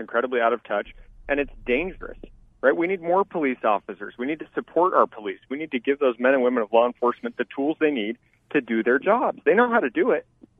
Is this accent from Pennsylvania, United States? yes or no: no; Tucson, Arizona, United States; We've seen it in Tucson, especially my hometown.